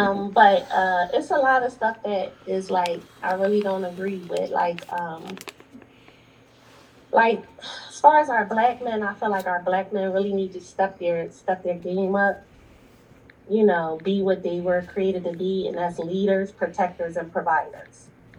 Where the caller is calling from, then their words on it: Philadelphia, Pennsylvania, United States; I'm calling from Philly.